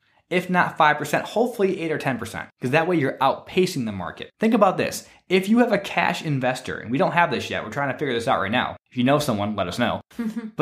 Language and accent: English; Michigan, United States; moved away; my home state of Michigan